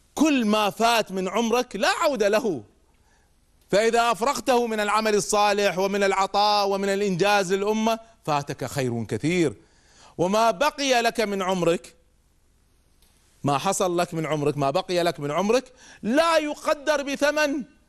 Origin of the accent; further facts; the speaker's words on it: Kuwait; عندنا في الكويت